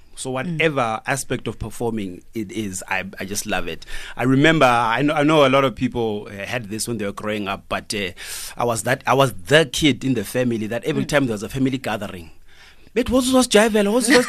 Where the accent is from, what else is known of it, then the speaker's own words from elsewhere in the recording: Zimbabwe; now in South Africa; I'm Southern African.